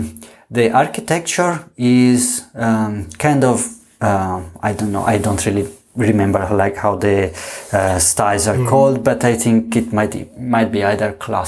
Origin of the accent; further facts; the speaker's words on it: Treviso, Veneto, Italy; English is a second language; moved away as an adult; also born or lived in Finland; now in Russia; I was born in Treviso in Italy. It's a city not very well known outside of Italy, I guess, but it's a very nice city, about 40 kilometers from Venice.